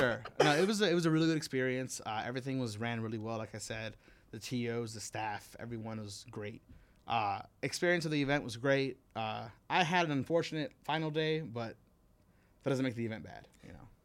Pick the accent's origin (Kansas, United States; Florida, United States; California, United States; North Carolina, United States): Florida, United States; Miami; also born or lived in New York / Oklahoma; now in Las Vegas, United States; I was born in New York. I moved to Miami when I was, like, four years old.